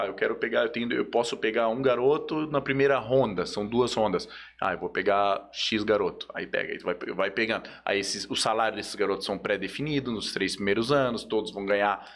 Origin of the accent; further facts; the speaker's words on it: Joinville, Santa Catarina, Brazil; moved away; Lá na minha cidade, eu sou de Joinville, é né? na minha cidade natal aí, ó. Joinville